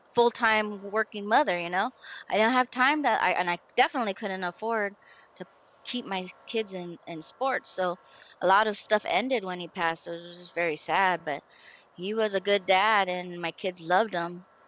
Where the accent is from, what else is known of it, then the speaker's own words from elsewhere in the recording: San Diego, California, United States; moved away; we grew up right there in Lomita yes. Village